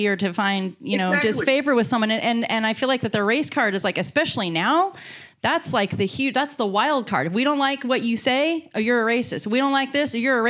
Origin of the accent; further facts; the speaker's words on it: San Francisco Bay Area, California, United States; I grew up in the San Francisco Bay Area